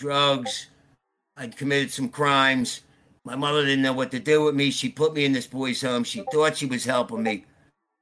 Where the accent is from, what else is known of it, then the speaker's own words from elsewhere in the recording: Philadelphia, Pennsylvania, United States; I grew up in Philly